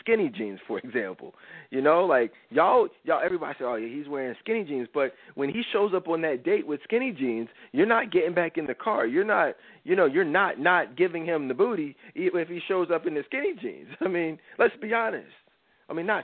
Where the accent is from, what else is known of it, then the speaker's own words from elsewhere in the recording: Philadelphia, Pennsylvania, United States; I'm from Philly.